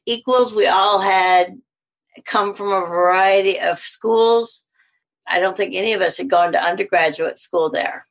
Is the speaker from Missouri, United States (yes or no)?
yes; Missouri, United States; accent: southern; moved away as an adult; also born or lived in Alabama; now in Winnipeg, Canada; I grew up in Missouri